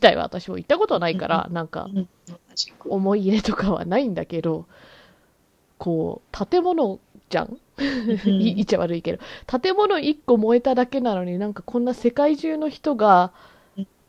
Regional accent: Canada; カナダ生まれカナダ育ちだからさ

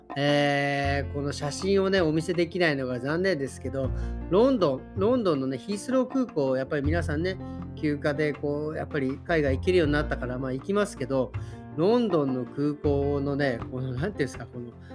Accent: Tokyo, Japan; now in Berlin, Germany; 僕、東京出身

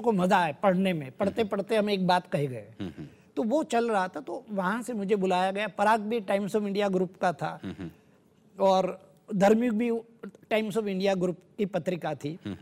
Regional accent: Saurashtra, Gujarat, India; मेरा जन्म सौराष्ट्र गुजरात में हुआ था

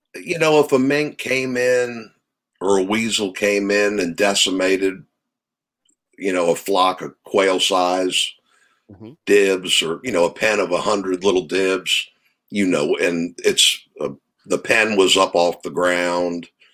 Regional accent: Maryland, United States; I grew up in Maryland.

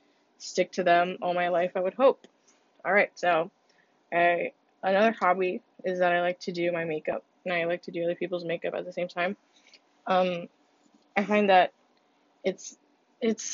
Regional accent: United States; first language Spanish; English is a second language; also born or lived in Honduras; I came back like late 2000. No, yeah, like late 2008, and then I started my kindergarten year, the next year, obviously, here in America.

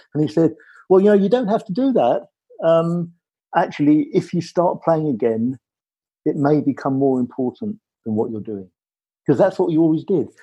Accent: Ireland; moved away; I'm Irish, I come from Ireland, and I come from a family where everybody made music

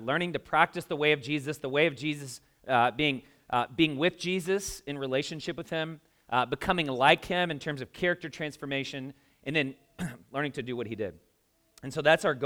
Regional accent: the South, United States; moved away as an adult; now in Indianapolis, United States; I'm from the South

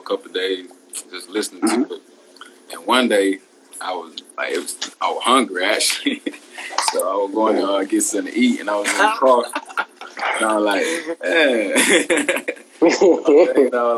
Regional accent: Georgia, United States; I'm from Georgia

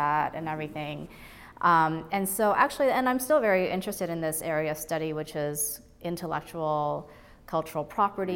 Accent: Brookline, Massachusetts, United States; English is a second language; also born or lived in Taiwan / New York City; I ended up graduating from Brookline High School, the public high school here, and I really loved growing up here.

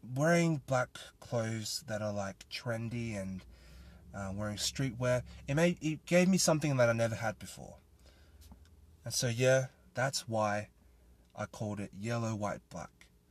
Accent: Australia; I am a Thai Australian, born and raised in Australia

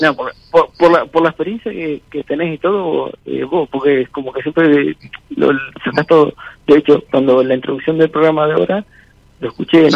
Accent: Tandil, Buenos Aires Province, Argentina; also born or lived in Ensenada; Nací en Ensenada y cuando fui adoptado, yo desembarqué en un pueblo que se llama Vela. Y ahí, ahí viví mis 40 años que tengo hasta ahora, los viví entre Vela y Tandil

